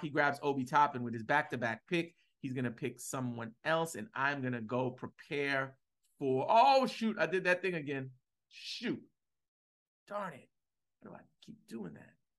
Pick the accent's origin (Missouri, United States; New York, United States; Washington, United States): New York, United States; New York City; now in Atlanta, United States; I'm from Brooklyn